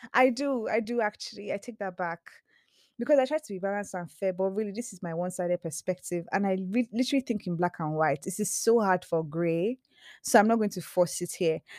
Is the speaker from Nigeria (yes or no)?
yes; Nigeria; I'm Nigerian, you know, I'm very much an African woman